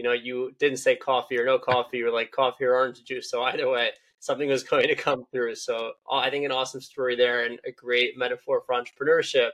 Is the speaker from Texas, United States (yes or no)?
no; Philadelphia, Pennsylvania, United States; my hometown, Philadelphia Eagles